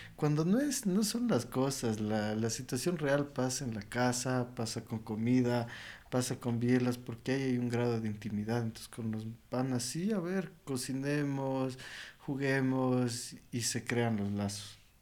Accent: Ecuador; en Ecuador

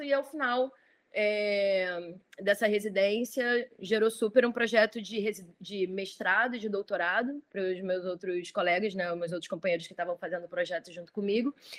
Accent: Rio de Janeiro, Brazil; Eu sou galerista, produtora carioca, nascida e criada no Rio.

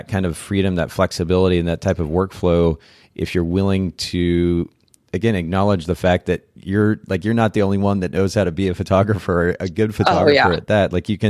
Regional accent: Japan; So I grew up in Japan.

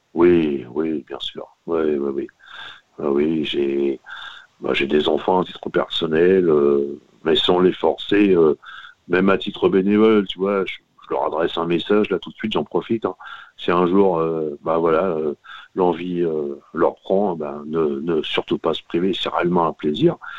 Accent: Normandy, France; de chez moi en Normandie

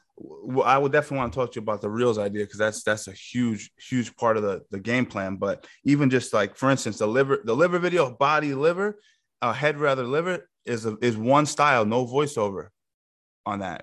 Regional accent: Yonkers, New York, United States; I grew up in uh, South Yonkers.

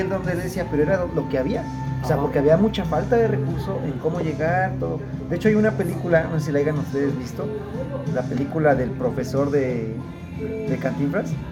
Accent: San Miguel de Allende, Guanajuato, Mexico; yo que soy nativo de aquí

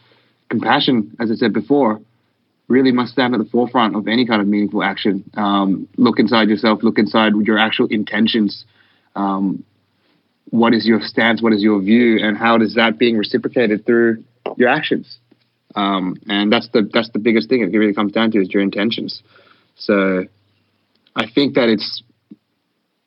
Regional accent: Australia; we're an Australian hardcore band

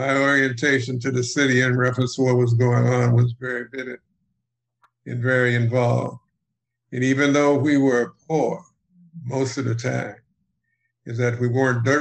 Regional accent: Cleveland, Ohio, United States; I'm from Cleveland, Ohio. And I happened to be born during the Depression.

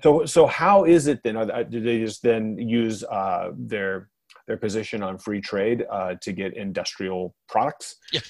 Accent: Los Angeles, California, United States; here in my hometown of Los Angeles

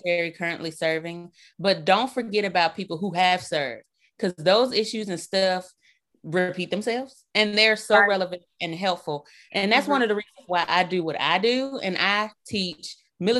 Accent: Birmingham, Alabama, United States; now in Mississippi, United States; I'm originally from Birmingham, Alabama

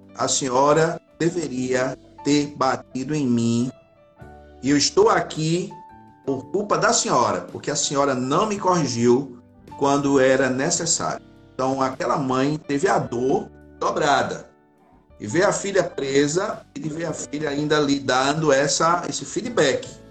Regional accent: Recife, Pernambuco, Brazil; Eu sou do Grande Recife, né? Eu sou de Recife, na verdade

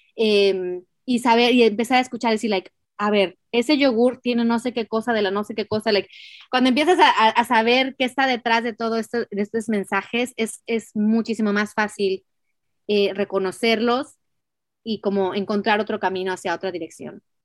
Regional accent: Mexico; nací en México

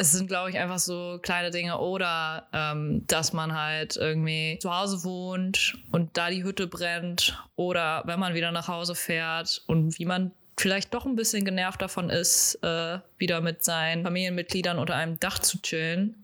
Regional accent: Hamburg, Germany; ich komme aus Hamburg, ich bleibe in Hamburg

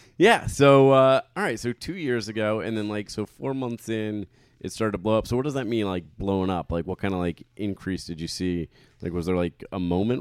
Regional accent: Trumbull, Connecticut, United States; my hometown of Trumbull, Connecticut

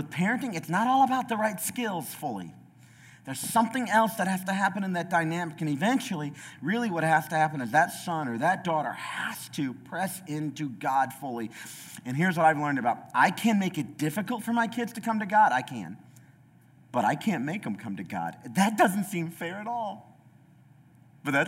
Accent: United States; I'm an American

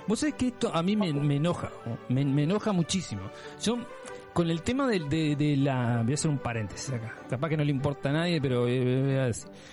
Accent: Uruguay; Sí, soy uruguayo, por supuesto, ese es mi país de origen

